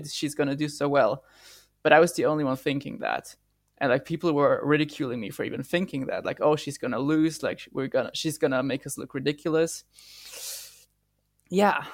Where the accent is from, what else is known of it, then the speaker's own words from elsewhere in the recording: Austria; I'm Austrian